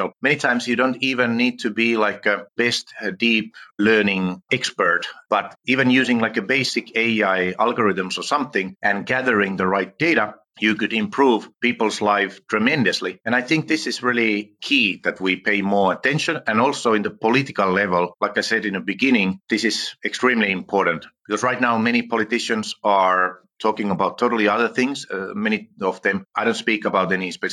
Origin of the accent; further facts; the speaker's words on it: Finland; first language Finnish; English is a second language; I'm from Finland